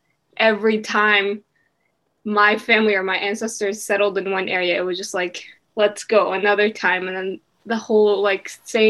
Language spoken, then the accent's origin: English; Syria; also born or lived in America; now in Canada; But then we have been taught to be like, yeah, we're Syrian.